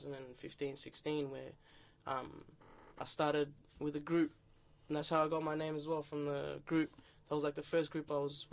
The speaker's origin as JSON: {"language": "English", "town": "Melbourne", "region": "Victoria", "country": "Australia", "tie": "born or raised there", "also_born_or_lived": "Iran / Afghanistan", "said": "I'm Afghan by nationality. I was born in Iran, though. And then we moved here as a whole family because of the war and fleeing and everything. Moved to Melbourne 2004. Mm-hmm. Been here ever since. Grown up here"}